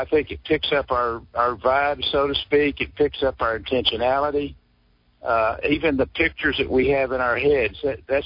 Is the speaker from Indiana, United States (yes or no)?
no; Sour Lake, Texas, United States; my hometown of Sour Lake